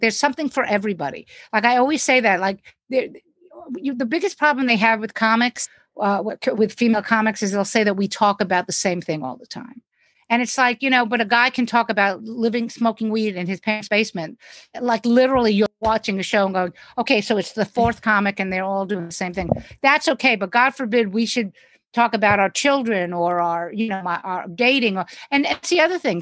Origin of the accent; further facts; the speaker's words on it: New York City, New York, United States; I live in New York City